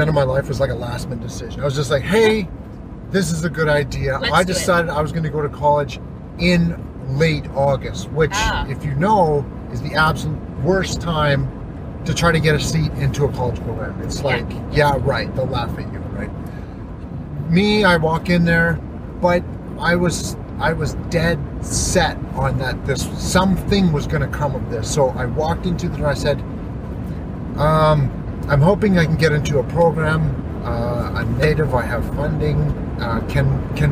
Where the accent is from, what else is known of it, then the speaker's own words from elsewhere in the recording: Sault Ste. Marie, Ontario, Canada; moved away as an adult; now in Fort Nelson, Canada; So I come from Sault Ste. Marie, Ontario, born and raised. I lived there until, 2011.